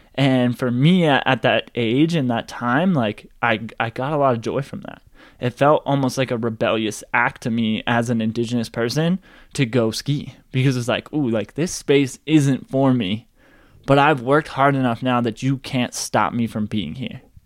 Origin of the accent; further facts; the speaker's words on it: Boulder, Colorado, United States; I grew up in Boulder, Colorado